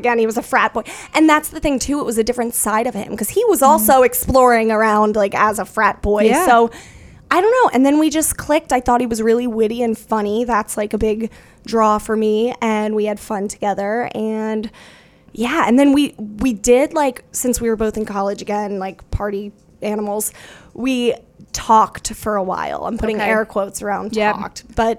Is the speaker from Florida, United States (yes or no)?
yes; Winter Haven, Florida, United States; I grew up like in Florida, in Winter Haven, Florida, outside of Orlando.